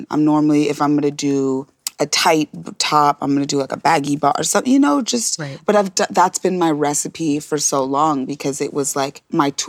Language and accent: English; Nebraska, United States; I grew up in Nebraska.